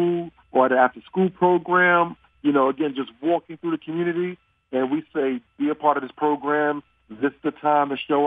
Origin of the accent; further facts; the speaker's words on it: New York City, New York, United States; accent: Brooklyn; moved away as an adult; now in Dallas, United States; I grew up in Bed-Stuy, Brooklyn